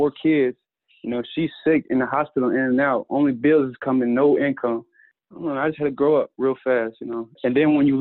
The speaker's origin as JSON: {"language": "English", "region": "Georgia", "country": "United States", "tie": "born or raised there", "said": "when I was around like 9, growing up in Georgia"}